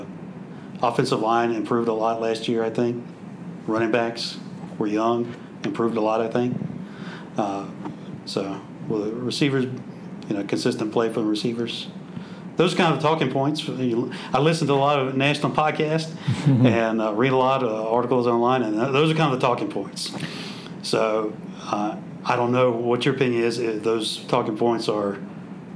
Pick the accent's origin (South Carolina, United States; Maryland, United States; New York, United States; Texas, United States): South Carolina, United States; Florence; I grew up in Florence, and in Florence it's more vinegar-based barbecue in the eastern North Carolina style